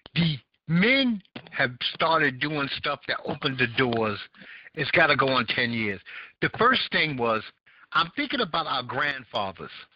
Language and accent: English; New York City, New York, United States; I grew up in Bed Stuy